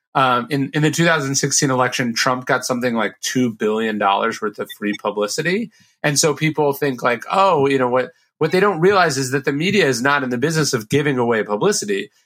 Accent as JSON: {"language": "English", "town": "Sacramento", "region": "California", "country": "United States", "tie": "born or raised there", "said": "I grew up in a in Sacramento, which is a pretty conservative town"}